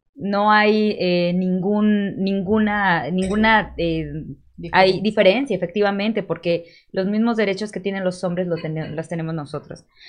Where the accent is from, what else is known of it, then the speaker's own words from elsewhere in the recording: Cuautla, Morelos, Mexico; now in Cuernavaca, Mexico; soy orgullosamente nacida en Cuautla, pero ahorita radico en Cuernavaca